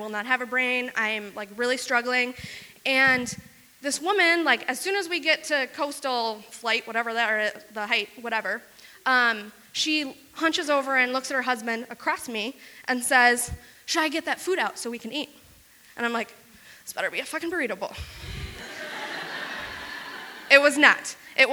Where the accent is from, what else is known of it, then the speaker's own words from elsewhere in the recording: Wisconsin, United States; I grew up in rural Wisconsin